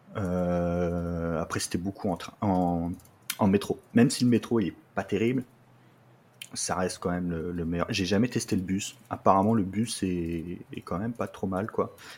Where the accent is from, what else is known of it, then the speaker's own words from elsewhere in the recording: Lorraine, Grand Est, France; now in Troyes, France; je suis originaire, euh, de Lorraine